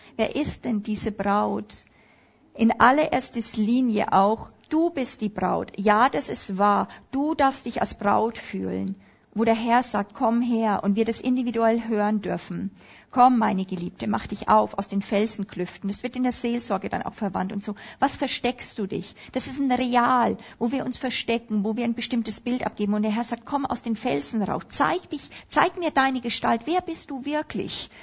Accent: Upper Palatinate, Bavaria, Germany; Ich bin ja Oberpfälzer in Bayern

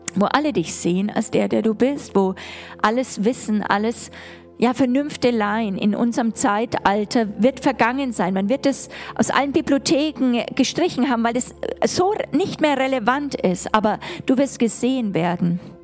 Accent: Germany; als Deutsche

